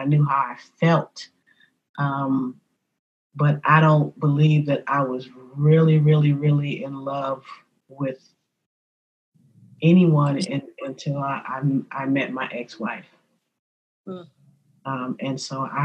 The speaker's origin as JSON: {"language": "English", "town": "San Francisco", "region": "California", "country": "United States", "tie": "born or raised there", "said": "born and raised in San Francisco, being a native of San Francisco"}